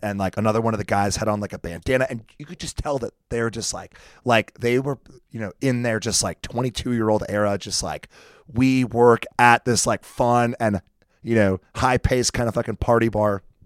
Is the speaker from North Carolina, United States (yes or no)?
no; South Carolina, United States